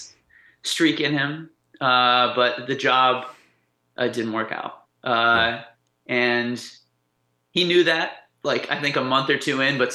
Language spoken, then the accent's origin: English; Shenandoah Valley, Virginia, United States; also born or lived in Montana / Charlottesville / Harrisonburg; now in Pittsburgh, United States; I grew up in Virginia and like the Shenandoah Valley area.